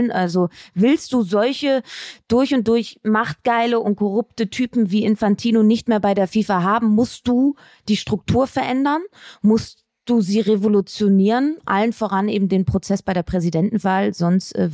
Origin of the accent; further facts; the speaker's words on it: Cologne, North Rhine-Westphalia, Germany; Weiberfastnacht heißt das, mein Lieber. Fasching kenne ich nicht als Kölnerin.